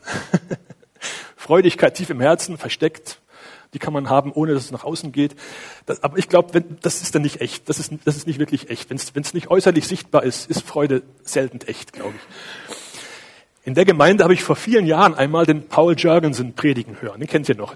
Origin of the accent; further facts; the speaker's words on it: Cologne, North Rhine-Westphalia, Germany; now in Feldkirchen; bei uns in Köln